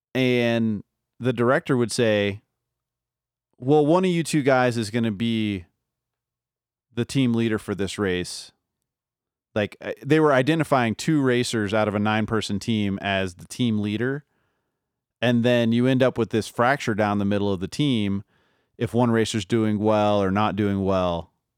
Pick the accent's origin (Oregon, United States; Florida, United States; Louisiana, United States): Louisiana, United States; New Orleans; now in Denver, United States; I grew up in New Orleans